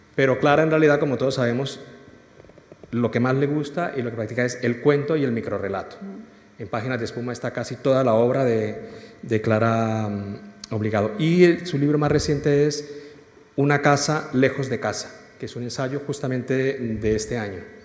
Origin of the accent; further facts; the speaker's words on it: Colombia; moved away as an adult; now in Spain; yo como colombiano, vine a estudiar y, luego me quedé trabajando y aquí sigo